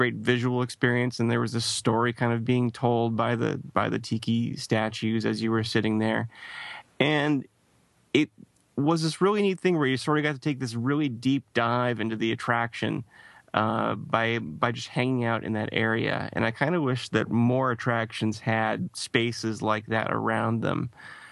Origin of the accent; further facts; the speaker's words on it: East Coast, United States; moved away; I grew up on the East Coast, and so I've spent a lot more time there.